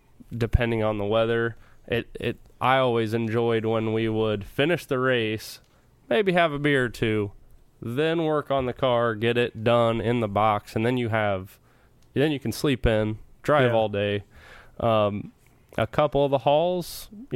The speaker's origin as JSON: {"language": "English", "town": "Brownstown", "region": "Indiana", "country": "United States", "tie": "born or raised there", "said": "growing up around Brownstown"}